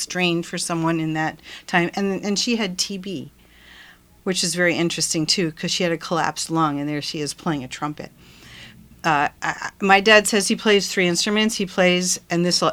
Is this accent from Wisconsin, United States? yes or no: yes; Milwaukee, Wisconsin, United States; I grew up in Milwaukee, in the Milwaukee area